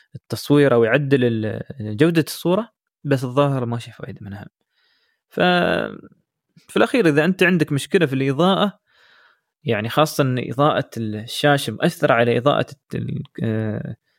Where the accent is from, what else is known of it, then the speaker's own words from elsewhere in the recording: United Arab Emirates; احنا عندنا كثير في الامارات